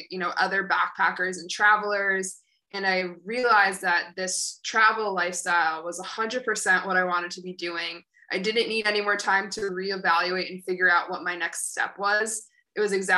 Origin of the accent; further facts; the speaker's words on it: Syracuse, New York, United States; moved away as an adult; also born or lived in Albany, New York / Boston, Massachusetts / Thailand; now in Bali, Indonesia; I'm from Syracuse, New York. So very snowy place, very opposite of what I've been living in for the past several months. So I grew up in Syracuse.